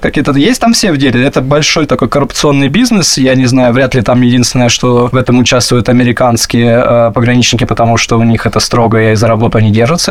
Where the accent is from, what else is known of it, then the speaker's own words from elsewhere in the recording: Moscow, Russia; moved away as an adult; also born or lived in Mexico; это город, который менялся, да, и рос вместе со мной, и безумно его люблю